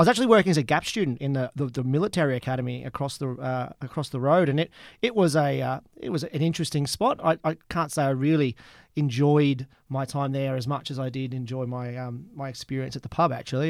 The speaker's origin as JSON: {"language": "English", "town": "Gympie", "region": "Queensland", "country": "Australia", "also_born_or_lived": "Melbourne / Scotland", "moved": "yes", "lives_now": "Adelaide, Australia", "said": "I'm from Gympie in Queensland"}